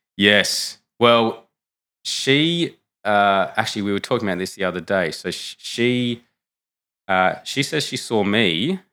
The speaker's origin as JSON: {"language": "English", "town": "Canberra", "region": "Australian Capital Territory", "country": "Australia", "moved": "yes", "said": "I'm from Canberra originally, which is a very, uh, secular, um, part of Australia."}